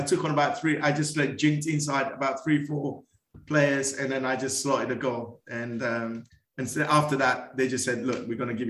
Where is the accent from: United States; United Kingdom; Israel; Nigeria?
United Kingdom; Brighton, South East England; I'm from Brighton. I'm living down Brighton.